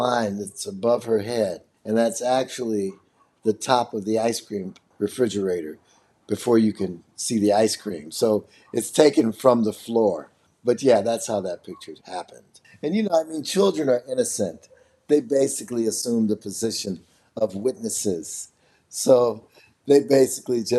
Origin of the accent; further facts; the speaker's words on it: Chicago, Illinois, United States; I'm from Chicago, and I'm a multimedia artist